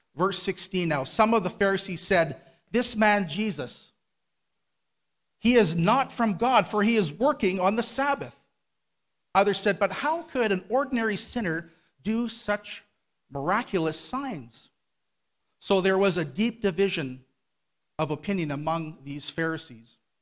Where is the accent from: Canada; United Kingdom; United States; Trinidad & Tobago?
Canada; Winnipeg, Manitoba; I was born here in Winnipeg in a Christian home, went to Calvary Temple. My family, we all attended Calvary Temple downtown